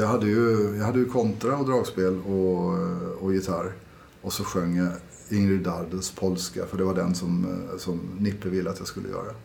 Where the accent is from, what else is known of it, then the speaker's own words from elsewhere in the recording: Karlskrona, Blekinge, Sweden; moved away as an adult; now in Norway; Jag är ju från Karlskrona nere i Blekinge